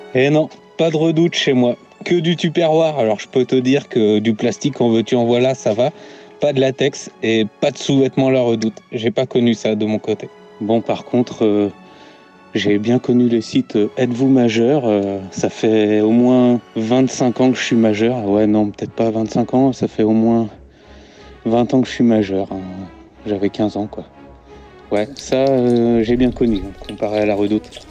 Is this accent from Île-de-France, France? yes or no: no; northern Normandy, France; je viens du, je viens du nord de la Normandie.